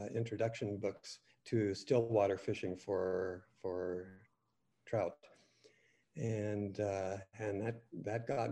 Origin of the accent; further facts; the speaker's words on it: California, United States; I grew up in California